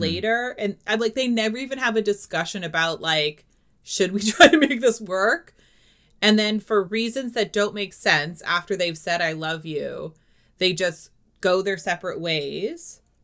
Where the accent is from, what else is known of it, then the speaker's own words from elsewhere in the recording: New Hampshire, United States; I'm from New Hampshire